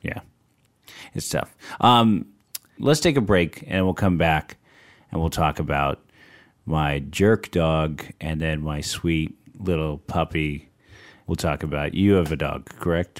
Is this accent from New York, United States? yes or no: no; San Francisco, California, United States; I grew up in San Francisco in the Sunset District where it's really foggy